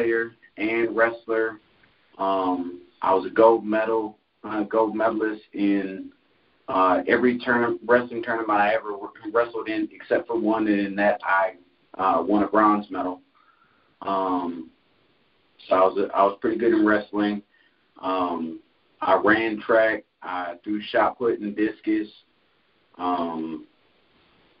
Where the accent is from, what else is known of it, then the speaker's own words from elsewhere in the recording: Concord, North Carolina, United States; also born or lived in Jackson, Michigan; I'm originally from Jackson, Michigan, but I grew up in Concord, North Carolina.